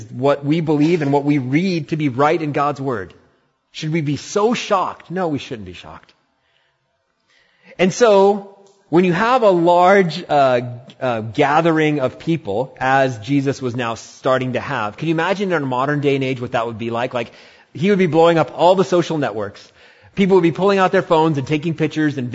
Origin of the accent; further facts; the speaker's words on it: India; now in Humboldt County, California, United States; I'm Indian